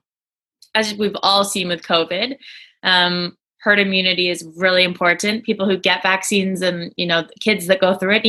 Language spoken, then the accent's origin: English; Vancouver, British Columbia, Canada; I'm from Vancouver, but I'm presently sitting in the UK right now.